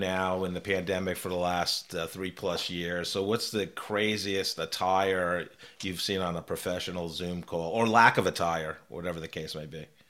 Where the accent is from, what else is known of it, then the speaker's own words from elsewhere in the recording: New York, United States; I was, uh, one state over in New York